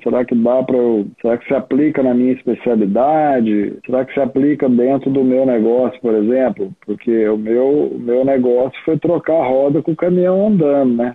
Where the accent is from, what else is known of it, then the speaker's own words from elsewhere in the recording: Minas Gerais, Brazil; moved away as an adult; Eu não sou daqui, sou de Minas